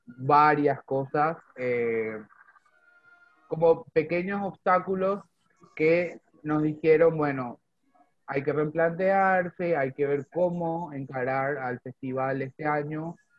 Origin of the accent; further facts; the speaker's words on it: Paraguay; also born or lived in Zona Sur, Greater Buenos Aires, Argentina; now in Argentina; yo que soy paraguayo